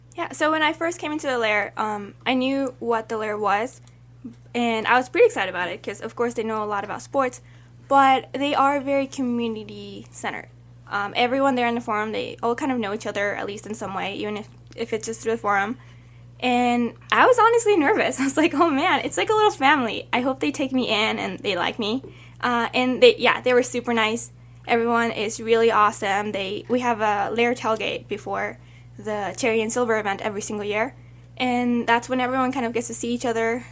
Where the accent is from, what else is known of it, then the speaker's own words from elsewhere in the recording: Mexico City, Mexico; now in Albuquerque, United States; I was born in Mexico